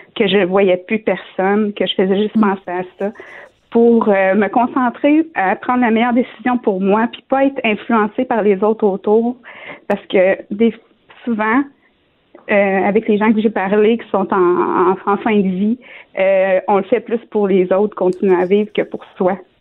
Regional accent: Shawinigan, Quebec, Canada

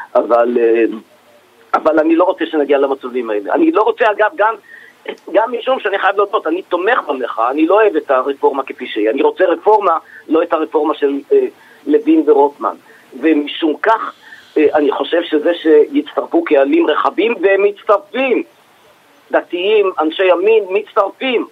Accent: Israel; אני כאזרח ישראלי

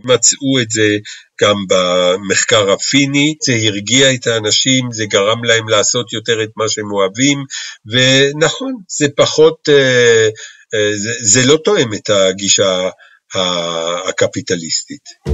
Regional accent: Israel; לנו כישראלים

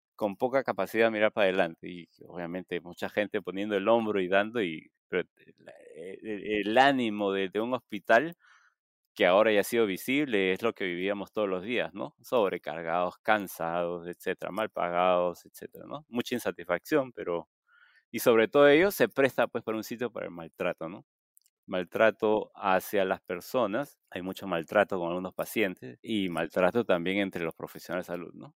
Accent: Chimbote, Ancash, Peru; yo soy de Chimbote. Este, yo vivía a pocas cuadras del puerto

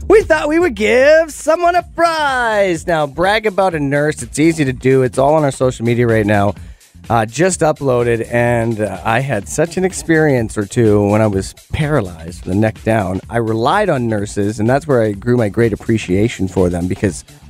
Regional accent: Okanagan, British Columbia, Canada; growing up in the Okanagan

